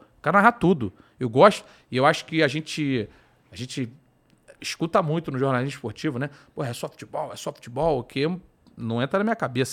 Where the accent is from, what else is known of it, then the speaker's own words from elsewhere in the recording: Rio de Janeiro, Brazil; moved away as an adult; now in São Paulo, Brazil; Eu sou do Rio, minha família toda é do Rio, meus camaradas todos são do Rio. Então, assim, o meu, meu, a minha vida sempre foi no Rio